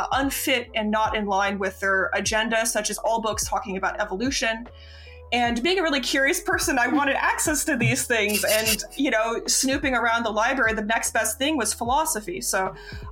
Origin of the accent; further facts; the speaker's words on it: Florida, United States; growing up in Florida, as a queer person